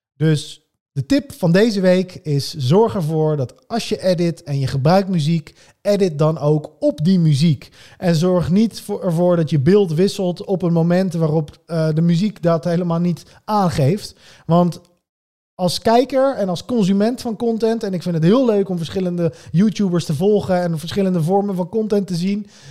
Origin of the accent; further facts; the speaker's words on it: Netherlands; Wij als Nederlanders